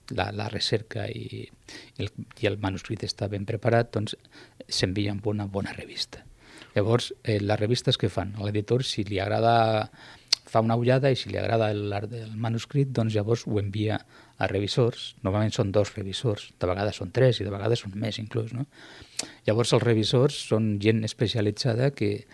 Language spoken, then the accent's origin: Catalan; Piqueras, Castilla-La Mancha, Spain; Catalan is a second language; moved away as an adult; also born or lived in Granada; now in Tarragona, Spain; Jo no sóc andalús, sóc eh, d'un poble de la província de Guadalajara que es diu Piqueres, a la comarca de Molina de Aragón